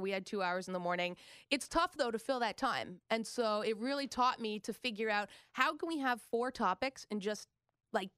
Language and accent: English; Toronto, Ontario, Canada; moved away as an adult; also born or lived in Los Angeles / Boston; now in New York, United States; I grew up in Toronto